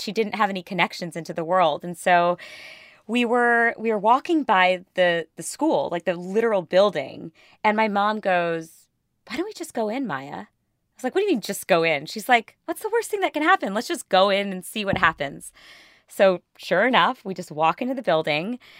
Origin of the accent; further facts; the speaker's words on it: India; I'm Indian